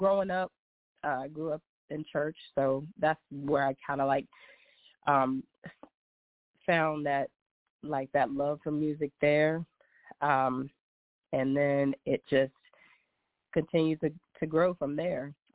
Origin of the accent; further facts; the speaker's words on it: Brookneal, Virginia, United States; I am born and raised small town in Virginia. It's called Brookneal